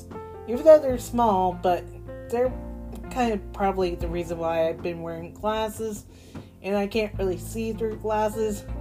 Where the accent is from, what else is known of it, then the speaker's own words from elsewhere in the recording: Boston, Massachusetts, United States; I was born in Boston